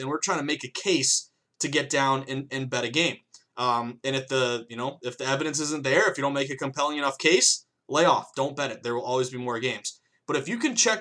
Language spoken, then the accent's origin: English; New England, Massachusetts, United States; growing up in New England